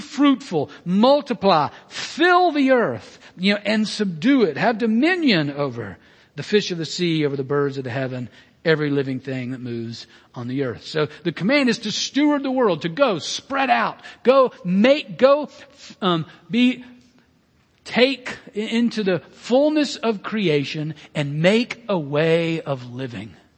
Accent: Birmingham, Alabama, United States; I'm Southern American being born and raised in Birmingham, um, Alabama

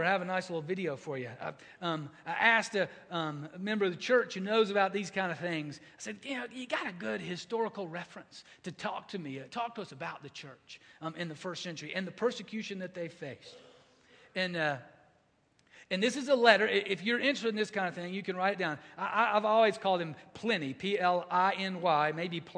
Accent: United States; we see that as Americans. We see that as American Christians

